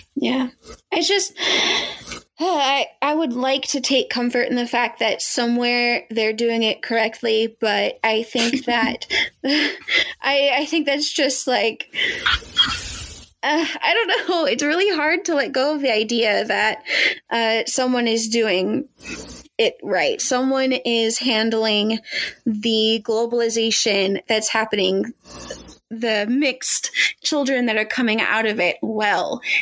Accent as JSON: {"language": "English", "country": "United States"}